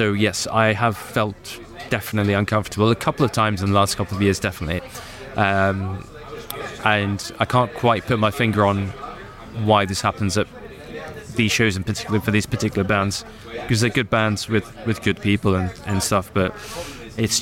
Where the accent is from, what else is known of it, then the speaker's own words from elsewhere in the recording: United Kingdom; this skinny, scrawny little kid from Britain with brown skin